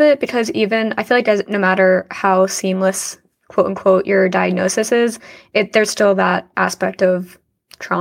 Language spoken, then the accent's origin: English; New Jersey, United States; I'm from Jersey